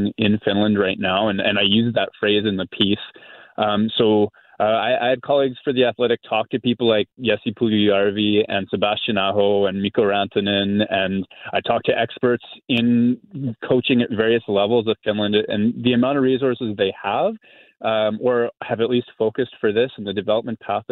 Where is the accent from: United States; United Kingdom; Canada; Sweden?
Canada; Winnipeg, Manitoba; I'm from Winnipeg